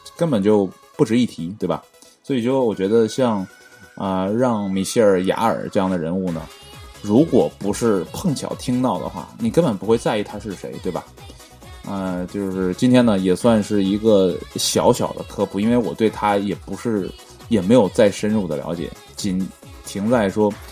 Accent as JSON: {"language": "Chinese", "region": "Northeast China", "country": "China", "said": "我是东北的，啊，地地道道的东北人"}